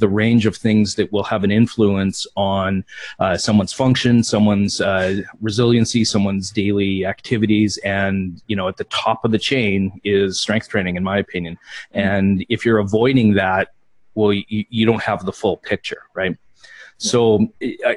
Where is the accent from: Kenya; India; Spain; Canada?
Canada; Saskatchewan; being from Saskatchewan, born and raised and then still living here